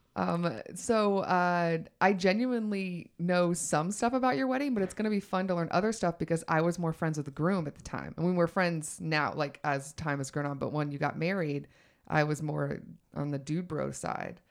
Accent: Georgia, United States; moved away; also born or lived in New York / Los Angeles; I'm from Georgia

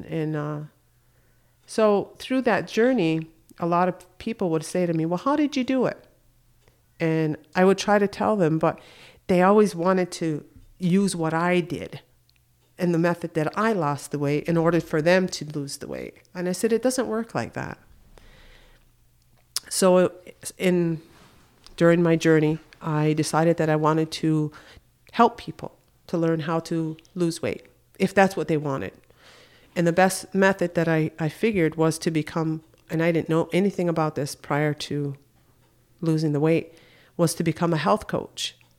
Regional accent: Akwesasne, New York, United States; I was living in Syracuse, and I'm originally from Akwesasne, so that's about 3.5 hour drive.

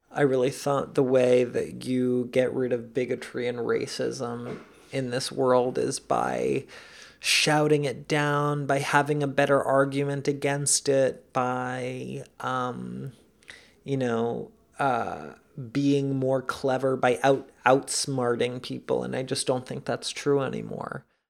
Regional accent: New York City, New York, United States; also born or lived in Caracas, Venezuela; I grew up in New York.

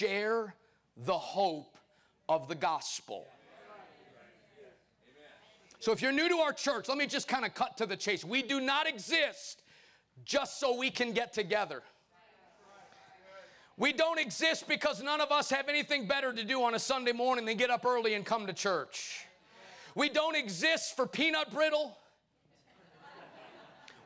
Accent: Chicago, Illinois, United States; now in Arkansas, United States; I'm just a short preacher, originally from Chicago, but born, now spiritually born and bred in Arkansas

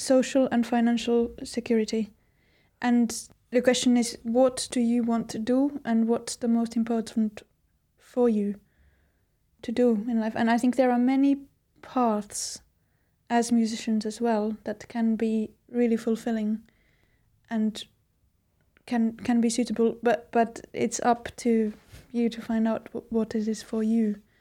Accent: Finland; a person who grew up in Finland

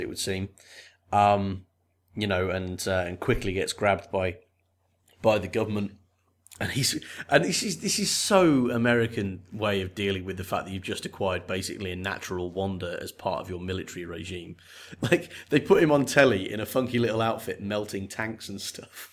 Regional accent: United Kingdom; I come from Great Britain

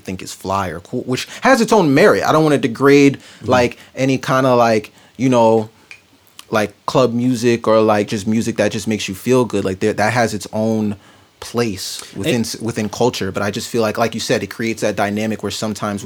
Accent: New York City, New York, United States; I grew up in Harlem

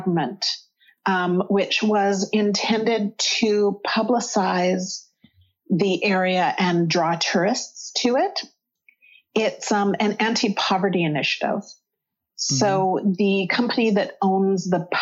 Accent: central Alberta, Canada; now in Toronto, Canada; I grew up in Alberta, central Alberta, which is a lot farther north than here.

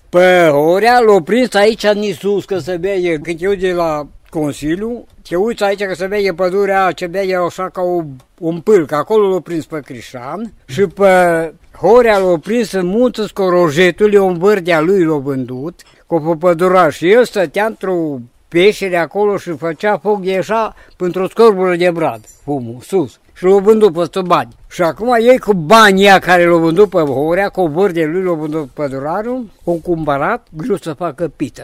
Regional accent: Valea Lupșii, Alba County, Romania; la noi acasă era o casă mare de tăși

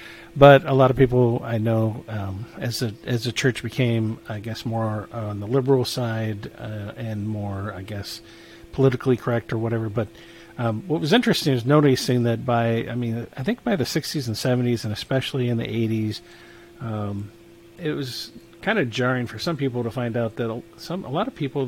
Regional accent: Michigan, United States; now in Missouri, United States; Yeah, I'm not a Missouri native either, so I came from Michigan.

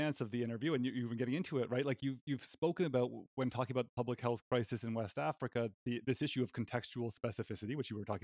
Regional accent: Canada; moved away as an adult; now in United States; as a Canadian currently residing in the United States

